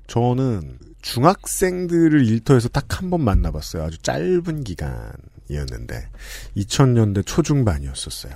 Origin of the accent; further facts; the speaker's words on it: Seoul, South Korea; 저는 서울 사람인데